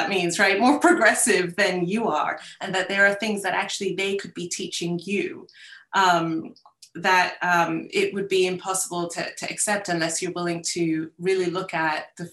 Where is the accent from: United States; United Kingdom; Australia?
United Kingdom; I'm British, went through the British curriculum, my kids do too.